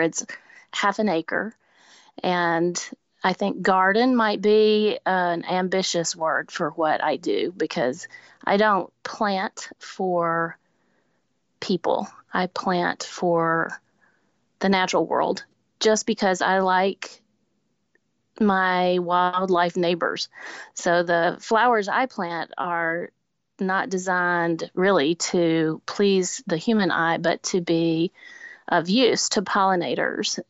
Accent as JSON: {"language": "English", "region": "Lower Alabama", "country": "United States", "tie": "born or raised there", "moved": "yes", "lives_now": "Nashville, United States", "said": "I grew up in Lower Alabama"}